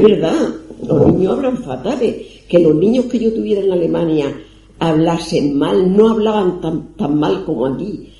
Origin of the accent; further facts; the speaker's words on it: Cartagena, Region of Murcia, Spain; moved away as an adult; yo es que salí de Cartagena en el año 63 y no he vuelto hace poco, pero yo he vivido la Cartagena de los años 50